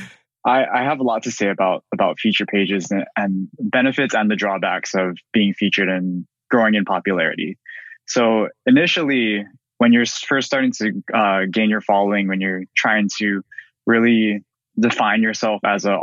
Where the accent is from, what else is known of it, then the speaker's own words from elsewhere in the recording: Kaneohe, Hawaii, United States; I was born and raised here in Kaneohe